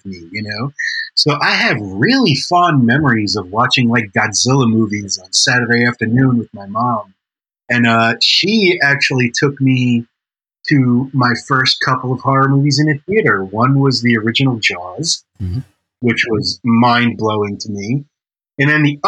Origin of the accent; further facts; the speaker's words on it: New York, United States; I'm Italian and I grew up in New York